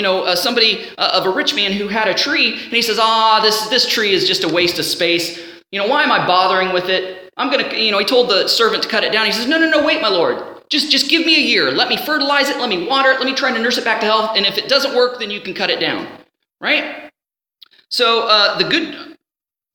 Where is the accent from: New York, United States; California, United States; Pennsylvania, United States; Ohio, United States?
Ohio, United States; growing up in the house that I was at, growing up in Ohio